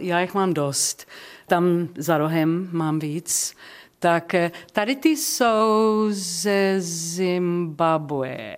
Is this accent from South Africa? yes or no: yes; Johannesburg, Gauteng, South Africa; Czech is a second language; moved away; Já jsem z Johannesburgu